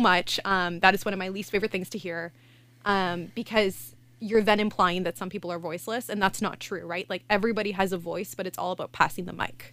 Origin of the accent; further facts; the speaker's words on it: outside Ottawa, Ontario, Canada; I grew up outside of Ottawa, in Manatee.